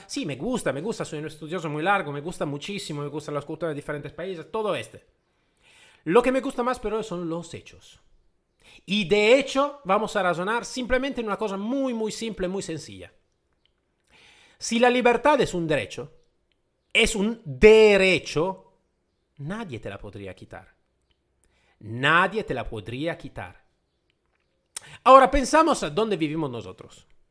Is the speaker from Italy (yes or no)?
yes; Italy; first language Italian; Spanish is a second language; yo soy de origen eh, itálica, ¿vale? El mi idioma madre es el italiano.